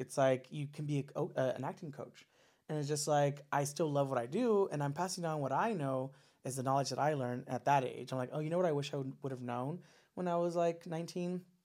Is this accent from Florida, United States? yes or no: no; Los Angeles, California, United States; also born or lived in Orange County, California; I grew up uh, in SGV, San Gabriel Valley